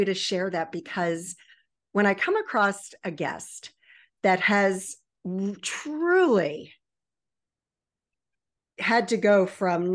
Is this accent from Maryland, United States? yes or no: yes; Baltimore-Annapolis area, Maryland, United States; born or raised there; also born or lived in Virginia Beach, Virginia